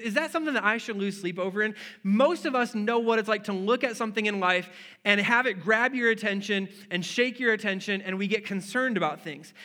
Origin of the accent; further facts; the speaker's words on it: Wisconsin, United States; moved away; I'm from Wisconsin